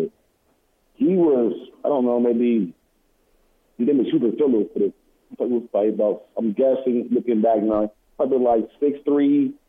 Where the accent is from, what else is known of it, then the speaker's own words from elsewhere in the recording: San Diego, California, United States; also born or lived in Chula Vista, California / Plainview, Texas; Chula Vista is just basically a small part of suburb of San Diego. I grew up pretty much most of San Diego, to be honest, moving from different parts of the city.